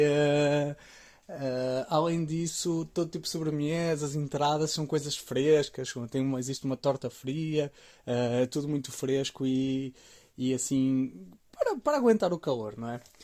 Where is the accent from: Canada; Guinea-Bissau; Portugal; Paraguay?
Portugal; Maia, Norte; moved away as an adult; also born or lived in Blumenau, Brazil; now in São Paulo, Brazil; eu sou da Maia, no Porto, e estou vivendo no Brasil já há mais de dois anos agora.